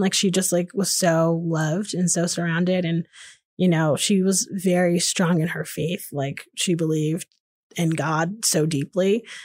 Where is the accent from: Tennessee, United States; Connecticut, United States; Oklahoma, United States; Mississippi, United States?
Connecticut, United States; Hamden; moved away as an adult; now in Austin, United States; I grew up in Hamden, Connecticut, which is just outside New Haven, Connecticut